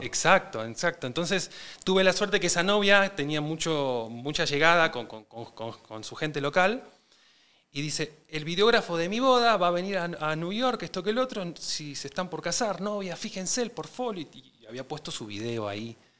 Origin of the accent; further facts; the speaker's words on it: Buenos Aires, Argentina; Nací en Capital Federal, en el barrio de, Belgrano, este, así que soy porteño